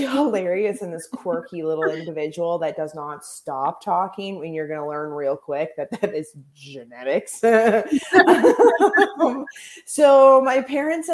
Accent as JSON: {"language": "English", "region": "the Prairies", "country": "Canada", "said": "I'm from Canada. I'm from the prairies"}